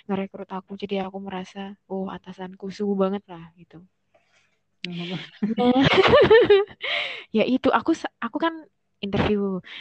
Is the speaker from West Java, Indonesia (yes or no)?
no; Malang, East Java, Indonesia; aku nggak pernah ngekos Ri aku kan orang Malang kuliah di UIN hmm.